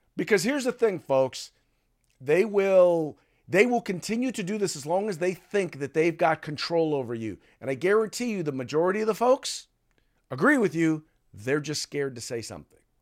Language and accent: English; United States; a black man growing up in the United States